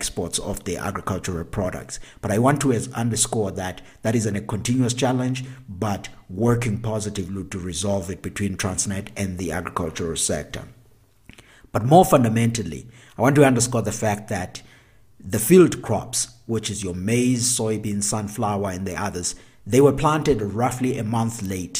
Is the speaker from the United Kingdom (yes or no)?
no; South Africa; here at home in South Africa